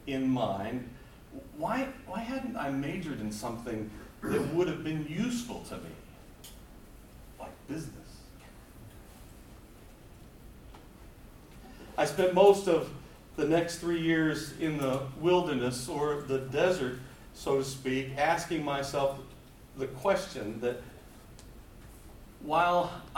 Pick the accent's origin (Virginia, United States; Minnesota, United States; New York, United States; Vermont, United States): Vermont, United States; Walden; I'm from Walden, Vermont, which is up in the northeast corner of the state.